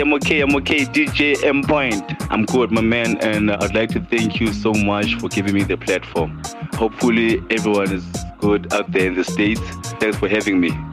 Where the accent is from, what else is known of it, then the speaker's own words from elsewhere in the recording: South Africa; I'm a South African.